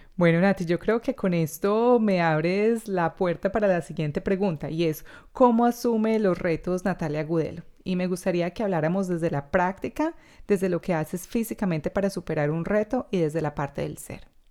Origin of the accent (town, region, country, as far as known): Colombia; now in Australia